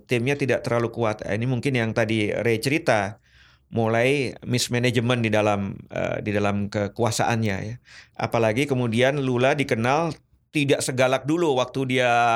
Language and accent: Indonesian; Indonesia; saya dari Indonesia